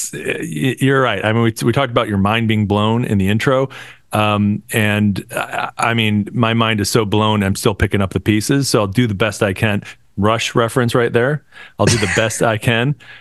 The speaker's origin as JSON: {"language": "English", "town": "Buffalo", "region": "New York", "country": "United States", "tie": "born or raised there", "said": "We grew up in Buffalo"}